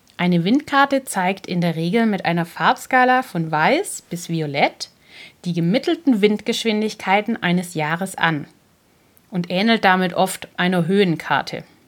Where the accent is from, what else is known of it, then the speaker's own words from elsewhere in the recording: Germany; Bei uns in Deutschland